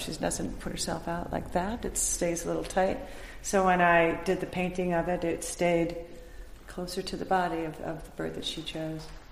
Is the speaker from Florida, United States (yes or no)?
no; Ohio, United States; growing up in Ohio